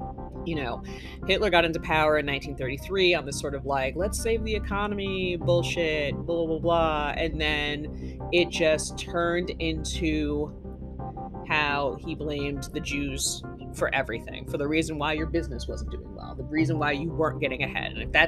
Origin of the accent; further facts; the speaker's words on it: United States; I am an American. I am also Jewish. That's part of my heritage. But I'm still an American.